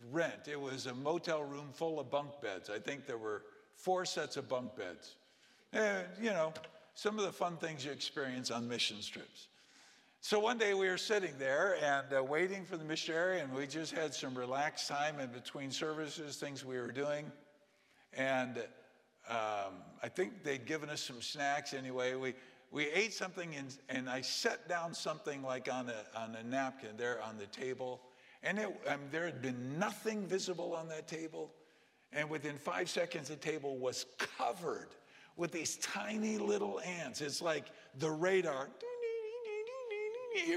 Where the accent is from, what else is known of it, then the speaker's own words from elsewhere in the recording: California, United States; as a little kid growing up in California